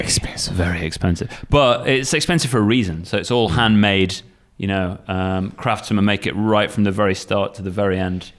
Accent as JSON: {"language": "English", "town": "Sheffield", "region": "Yorkshire and the Humber", "country": "United Kingdom", "moved": "yes", "lives_now": "Kagoshima, Japan", "said": "I'm from Sheffield, Northern England"}